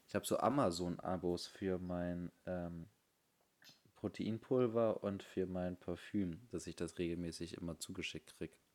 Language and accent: German; Bremen, Germany; bei uns in Bremen